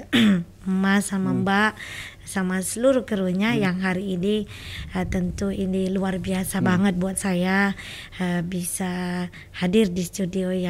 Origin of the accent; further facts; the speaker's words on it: Tembilahan, Riau, Indonesia; di Kecamatan Kateman, hmm. kabupatennya Tembilahan.